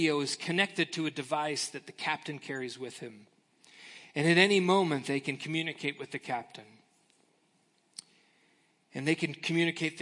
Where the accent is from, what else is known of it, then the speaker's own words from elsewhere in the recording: United States; as American Christians